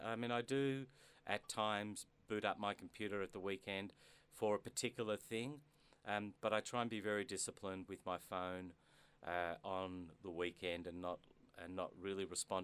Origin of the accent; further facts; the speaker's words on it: Melbourne, Victoria, Australia; I was born in Melbourne mm-hmm. to immigrant parents